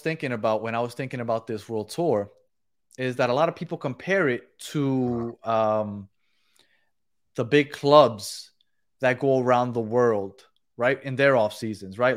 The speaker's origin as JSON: {"language": "English", "country": "Colombia", "said": "I am Colombian"}